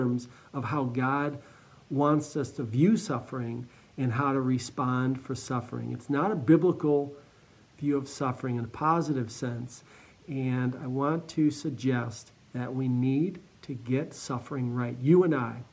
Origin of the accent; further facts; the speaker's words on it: Cleveland, Ohio, United States; I'm from Cleveland, just east of Cleveland, so very familiar with the Great Lakes